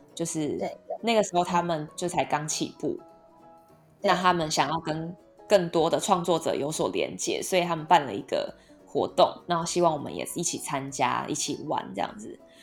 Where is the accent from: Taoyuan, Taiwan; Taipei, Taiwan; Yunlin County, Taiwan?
Taipei, Taiwan; 我从小到大在内湖长大嘛